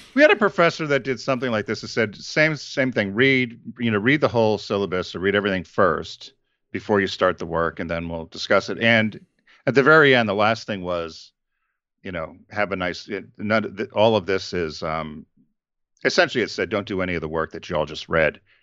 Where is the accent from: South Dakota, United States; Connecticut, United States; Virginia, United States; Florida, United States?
Connecticut, United States; John and I grew up in Connecticut